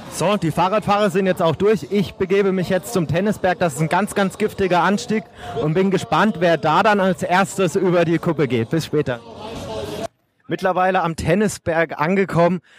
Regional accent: Regensburg, Bavaria, Germany; Als Regensburger bin ich natürlich stolz

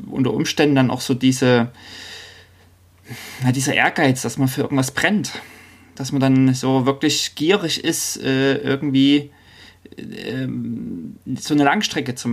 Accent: East Germany, Germany; now in Norway; Ich komme ja nun aus dem Osten und überlege so, Mensch, ähm, und wohne in Norwegen

